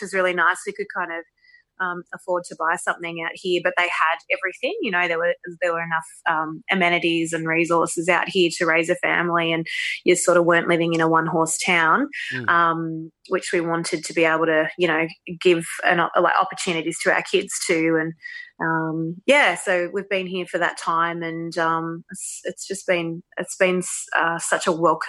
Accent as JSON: {"language": "English", "town": "St Marys", "region": "New South Wales", "country": "Australia", "tie": "born or raised there", "said": "But I always said Penrith because people didn't really know St. Mary's. Yep. We were raised in St. Mary's. It was such a nice place when we were kids."}